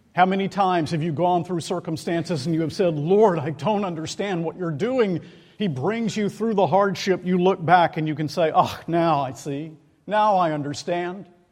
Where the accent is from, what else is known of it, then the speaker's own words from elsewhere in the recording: Macon, Georgia, United States; moved away; I'm from Macon, Georgia